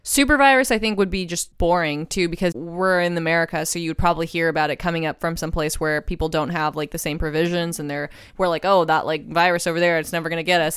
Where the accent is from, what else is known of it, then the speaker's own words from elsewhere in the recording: Texas, United States; I grew up in Texas, and we had this woods across the street from our house